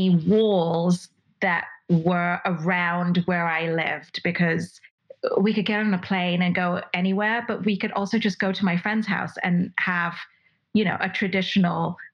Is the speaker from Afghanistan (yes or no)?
no; Dubai, United Arab Emirates; moved away as an adult; also born or lived in Mumbai, India; now in United States; And then I moved back to Dubai at the age of 3 months. And basically I stayed in Dubai from the age of 3 months until I was 18